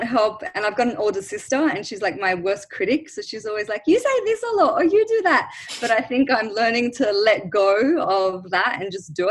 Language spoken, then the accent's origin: English; Australia; also born or lived in Lebanon; I grew up in Australia, but my parents and I was born in Lebanon, but I moved to Australia when I was 1 year old